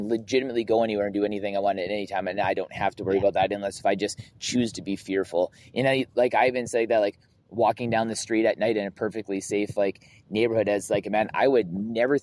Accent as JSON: {"language": "English", "region": "Southern Alberta", "country": "Canada", "tie": "born or raised there", "said": "growing up in Southern Alberta as like a white man"}